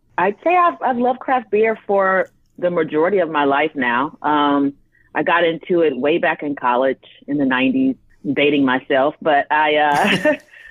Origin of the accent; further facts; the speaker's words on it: Decatur, Georgia, United States; I'm a Southerner. I'm from Atlanta. Grew up in Decatur, which is on the east side of Atlanta